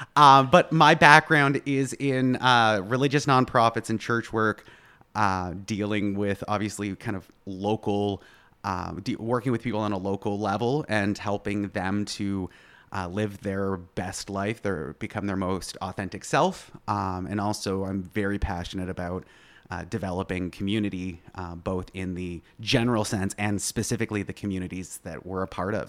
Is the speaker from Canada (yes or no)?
yes; East Coast, Canada; first language English; moved away as an adult; now in Plattsburgh, United States; I am originally from Canada, born and raised, uh, East Coast